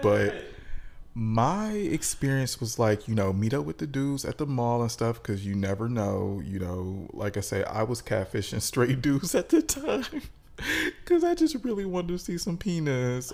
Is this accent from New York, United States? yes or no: no; Detroit, Michigan, United States; we are both from Detroit. We both went to high school together